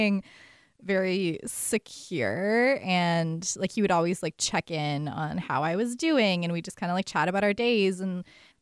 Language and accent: English; Montreal, Quebec, Canada; moved away as an adult; now in Seattle, United States; I'm originally from Montreal, Canada. I've been living in Seattle for the last 6 or so years now.